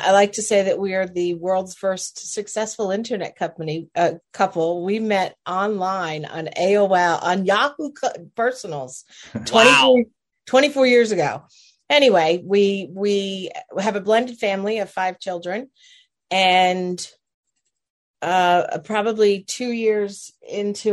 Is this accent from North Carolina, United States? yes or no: no; New Jersey, United States; moved away as an adult; I grew up in New Jersey, lived in New Jersey for 47 years of my life